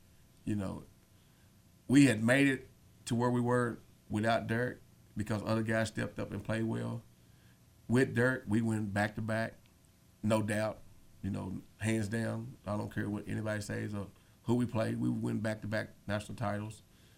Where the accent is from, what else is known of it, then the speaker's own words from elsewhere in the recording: Lebanon, Kentucky, United States; born there; now in Campbellsville, United States; I was born in Lebanon. Now I'm in Campbellsville with them.